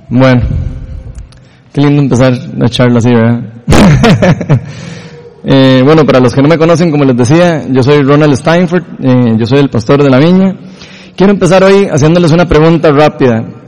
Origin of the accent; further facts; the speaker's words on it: Costa Rica; todos los ticos